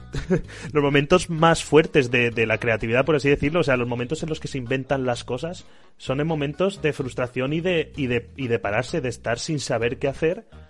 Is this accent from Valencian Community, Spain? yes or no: yes; Xixona, Valencian Community, Spain; en Gijona, en mi casa